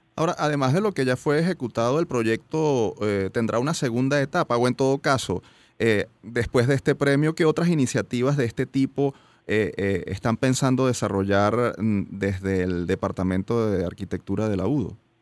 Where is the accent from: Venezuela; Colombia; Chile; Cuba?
Venezuela; como universitarios y como venezolanos